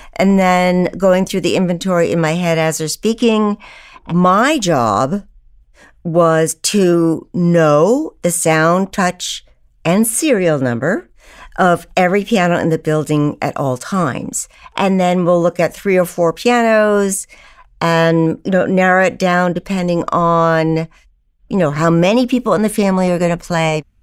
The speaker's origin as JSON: {"language": "English", "town": "Old Bennington", "region": "Vermont", "country": "United States", "tie": "born or raised there", "said": "I grew up in Old Bennington, Vermont, in a family of seven educators"}